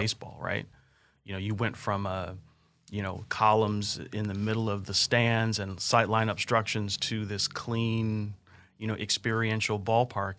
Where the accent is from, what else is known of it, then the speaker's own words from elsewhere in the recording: California, United States; moved away as an adult; now in Kansas City, United States; growing up in California, started working for H N T B and Irvine right out of college